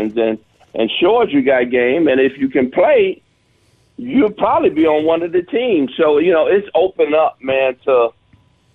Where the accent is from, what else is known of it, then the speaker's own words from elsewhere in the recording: Detroit, Michigan, United States; being from the inner city of Detroit